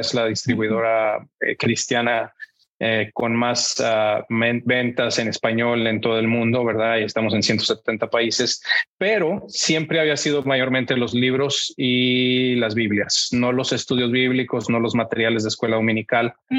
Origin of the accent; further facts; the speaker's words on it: Monterrey, Nuevo León, Mexico; moved away as an adult; now in United States; yo soy mexicano, eh, crecí en Monterrey, mi familia es de Monterrey, Así es que ahí pasé toda mi infancia hasta la universidad